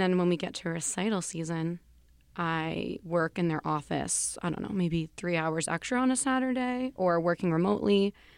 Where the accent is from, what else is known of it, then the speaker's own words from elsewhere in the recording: New York City, New York, United States; I'm also from New York. I'm a Bronx native